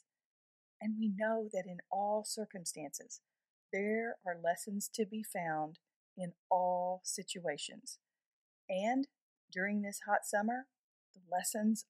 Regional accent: Texas, United States; here in my home state of Texas

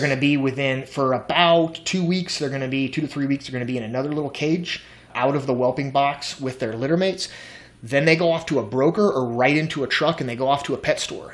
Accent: the South, United States; I'm from the South.

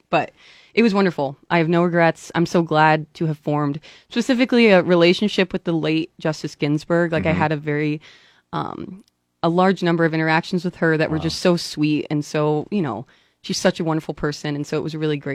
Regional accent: Lincoln, Nebraska, United States; also born or lived in Fremont; Yeah, I was born in Fremont, but raised in Lincoln.

